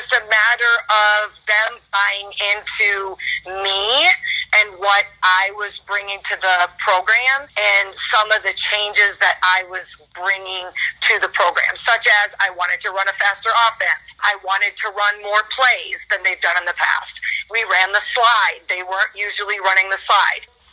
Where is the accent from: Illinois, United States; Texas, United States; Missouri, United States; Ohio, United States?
Illinois, United States; Spring Valley; moved away as an adult; also born or lived in Georgia; I grew up in Spring Valley